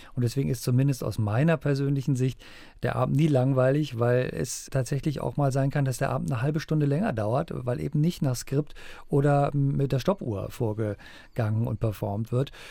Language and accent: German; Germany; bei uns in Deutschland